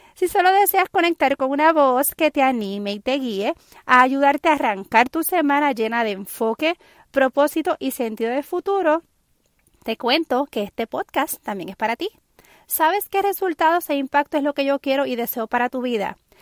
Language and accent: Spanish; San Juan, Puerto Rico; soy puertorriqueña, nacida en la capital de San Juan, Puerto Rico